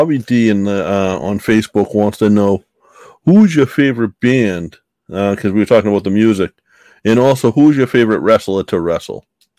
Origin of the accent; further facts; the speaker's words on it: Boston, Massachusetts, United States; I grew up in Boston, like listening to rap.